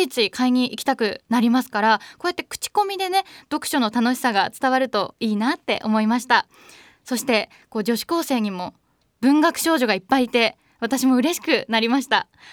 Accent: Tokyo, Japan; 1991年東京生まれの現在23歳です

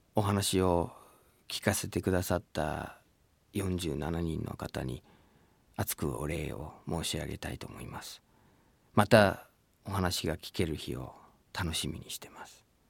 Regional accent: Michigan, United States; Japanese is a second language; moved away as an adult; now in Japan; 僕はアメリカにミシガンに生まれ育ってそして今日本に住んでいて人生の半分を日本で過ごして日本語と英語とこう行ったり来たりしながら生活している

